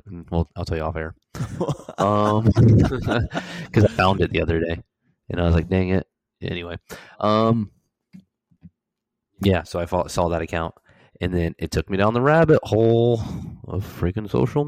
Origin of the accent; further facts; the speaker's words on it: Florida, United States; moved away as an adult; I'm from Florida